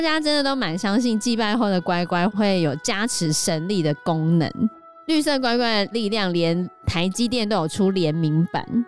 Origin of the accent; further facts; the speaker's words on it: Hsinchu, Taiwan; 因为我们是新竹人嘛